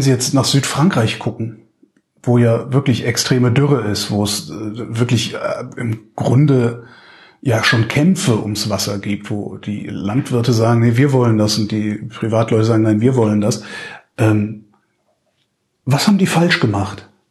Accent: Cologne, North Rhine-Westphalia, Germany; Ich komme aus Köln

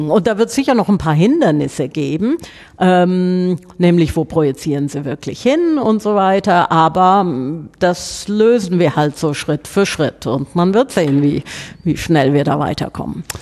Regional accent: Southern Germany, Germany; das auseinanderzufieseln, wie man bei uns in Süddeutschland sagt.

